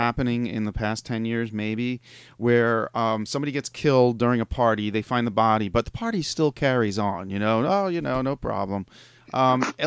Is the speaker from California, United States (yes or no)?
no; New York area, United States; I'm from the New York area